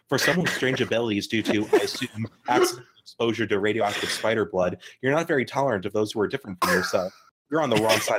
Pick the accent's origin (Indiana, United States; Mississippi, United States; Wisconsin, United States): Wisconsin, United States; I'm from Wisconsin, so that's where that comes from.